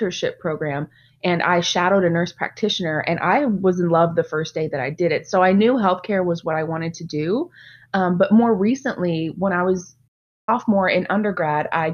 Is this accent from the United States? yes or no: yes; Mesquite, Texas, United States; I am actually originally from Dallas, specifically a suburb, Mesquite. I was born and raised